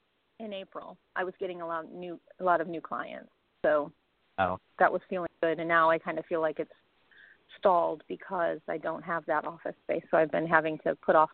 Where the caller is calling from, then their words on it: Austin, Texas, United States; It's … in Austin.